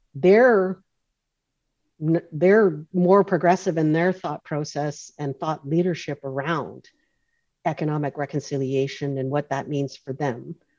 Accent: North Vancouver, British Columbia, Canada; I grew up on in Oslahan, the community of Oslahan, which is is uh, part of the, uh, the North Shore uh, traditional territories of the Skoltmish Nation

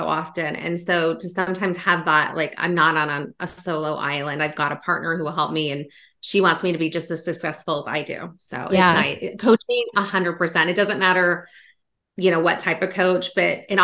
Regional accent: Sacramento, California, United States; now in Virginia, United States; I'm from Sacramento, California

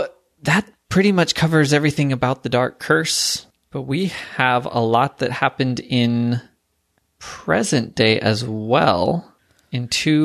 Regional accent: Pacific Northwest, United States; yes, I'm from the Pacific Northwest.

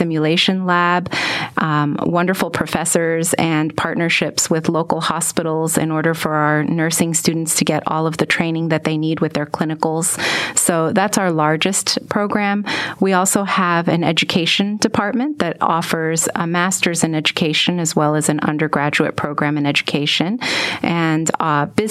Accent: New York City, New York, United States; moved away as an adult; now in Texas, United States; I was actually born and raised in New York City.

